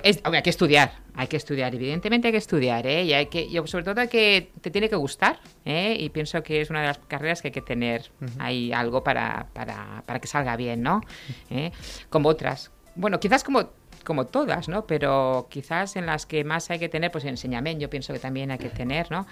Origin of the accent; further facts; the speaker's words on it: Reus, Catalonia, Spain; yo soy de Reus, ¿Sí? Eh, eh estudié, siempre he estado en Reus